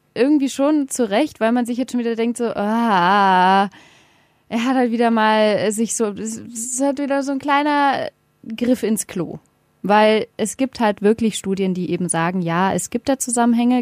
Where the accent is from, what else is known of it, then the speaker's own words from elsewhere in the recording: Berlin, Germany; ich komme aus Berlin